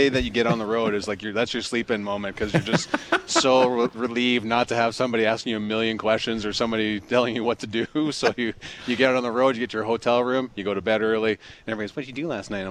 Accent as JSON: {"language": "English", "town": "Cochrane", "region": "Alberta", "country": "Canada", "tie": "born or raised there", "said": "my hometown of Cochrane, Alberta."}